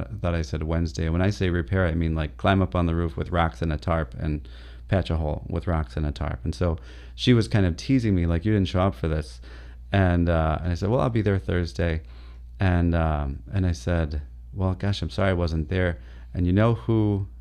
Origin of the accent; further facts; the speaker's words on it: Ypsilanti, Michigan, United States; moved away as an adult; also born or lived in Bronx, New York / Honduras; now in Flint, United States; I was born in Ypsilanti